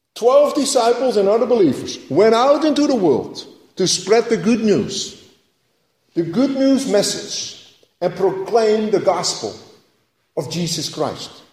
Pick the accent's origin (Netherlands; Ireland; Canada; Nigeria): Netherlands; moved away; growing up in Holland, I remember going to the church in the middle of the town